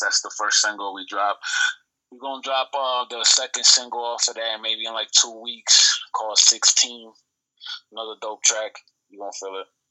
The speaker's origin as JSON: {"language": "English", "town": "Buffalo", "region": "New York", "country": "United States", "tie": "born or raised there", "also_born_or_lived": "Puerto Rico", "said": "I was born in Puerto Rico, right? Uh, been in Buffalo, New York since I was one. That's my stomping grounds. That's why I was raised in the lower west side of Buffalo"}